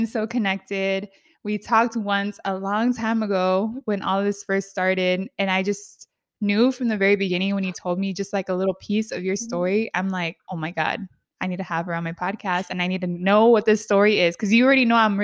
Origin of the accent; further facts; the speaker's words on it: San Diego, California, United States; also born or lived in Bay Area; I am from San Diego